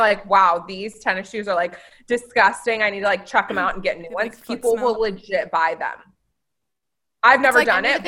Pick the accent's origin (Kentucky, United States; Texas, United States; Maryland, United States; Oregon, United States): Oregon, United States; Oregon City; I grew up in Oregon City